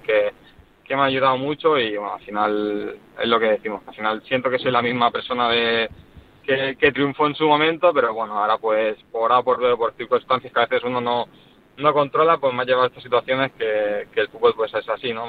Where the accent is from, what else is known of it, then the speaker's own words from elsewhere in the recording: Barcelona, Catalonia, Spain; ahora estoy aquí por, por mi ciudad, por España, por Barcelona